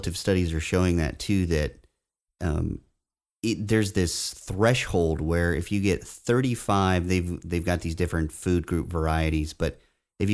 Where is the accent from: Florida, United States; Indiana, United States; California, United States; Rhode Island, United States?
Indiana, United States; moved away; where I grew up in Indiana